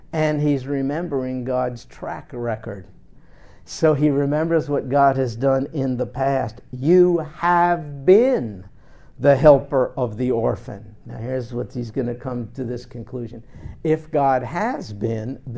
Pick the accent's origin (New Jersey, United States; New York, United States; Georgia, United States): New York, United States; my time when I grew up in New York